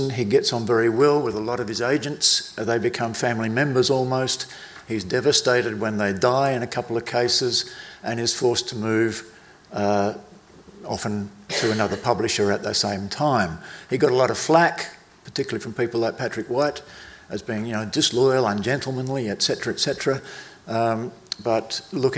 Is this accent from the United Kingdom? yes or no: no; South Australia, Australia; I was born in South Australia